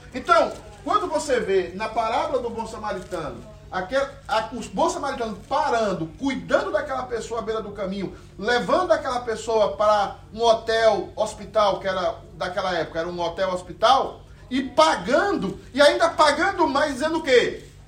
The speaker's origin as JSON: {"language": "Portuguese", "country": "Brazil", "said": "a gente é brasileiro"}